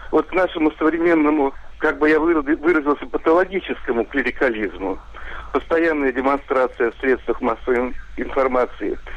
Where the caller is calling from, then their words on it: Saint Petersburg, Russia; я из Ленинграда.